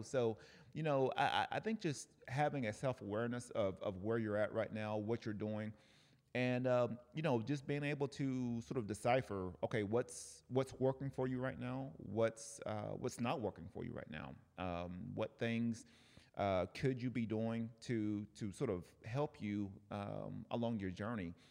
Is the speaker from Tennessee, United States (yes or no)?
yes; Cleveland, Tennessee, United States; now in Oceanside, United States; Cleveland, Tennessee, my hometown